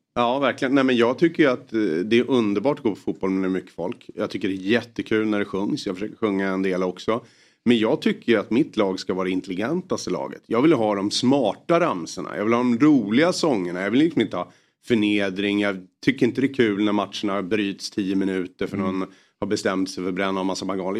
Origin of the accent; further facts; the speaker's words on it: Solna, Stockholm County, Sweden; Jag är född och uppvuxen i Solna, så att, eh, i Bergshamra